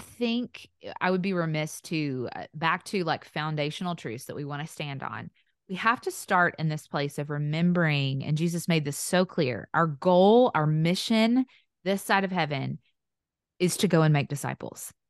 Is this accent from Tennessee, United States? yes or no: yes; the South, Tennessee, United States; accent: Southern; in the South, which you can probably tell by my accent.